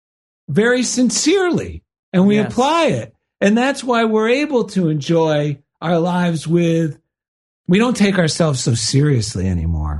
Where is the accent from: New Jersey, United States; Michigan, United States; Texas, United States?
New Jersey, United States; When we grew up in New Jersey